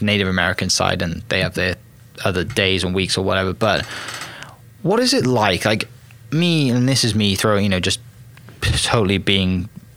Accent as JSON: {"language": "English", "region": "Wales", "country": "United Kingdom", "said": "Welsh, I'm from Wales"}